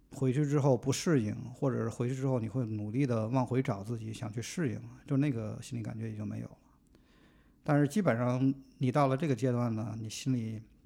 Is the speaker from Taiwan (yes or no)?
no; Tianjin, China; moved away as an adult; also born or lived in Beijing; now in United States; 二十多岁之前呢，在天津，然后后来来了北京，待了十年。然后呢，后来去了美国，美国的一个城市待了五六年，然后又换到另外一个城市，呃，待了一年多